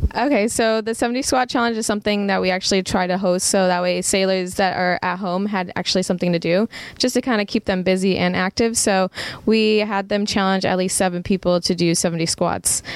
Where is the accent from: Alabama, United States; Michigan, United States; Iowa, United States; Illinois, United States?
Illinois, United States; Rockford; I am from Rockford, Illinois